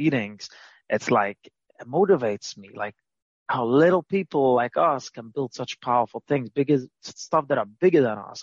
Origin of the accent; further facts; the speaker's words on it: New York City, New York, United States; I grew up in Brooklyn, Williamsburg, Brooklyn